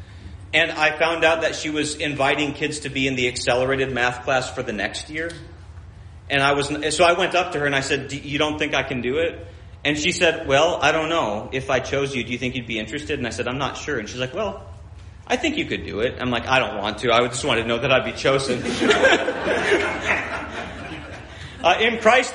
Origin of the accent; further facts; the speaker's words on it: Minnesota, United States; When I grew up in Minnesota